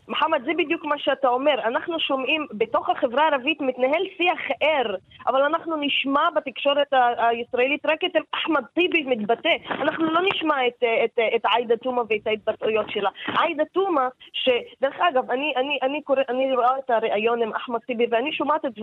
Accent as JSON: {"language": "Hebrew", "country": "Palestine", "second_language": "Hebrew", "said": "אני אישה, ערבייה, פלסטינית, אה, להט\"בית."}